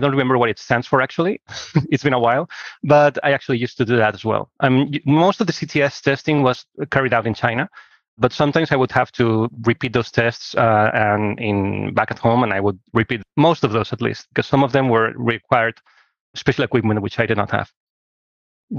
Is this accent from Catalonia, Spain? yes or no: yes; Barcelona, Catalonia, Spain; I'm from Barcelona, Spain, and I studied here